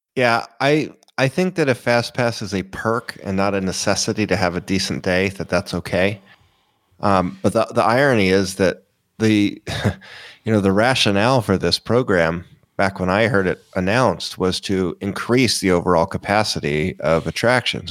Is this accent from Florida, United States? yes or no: yes; Florida, United States; I was a local. So I mean, I was Florida.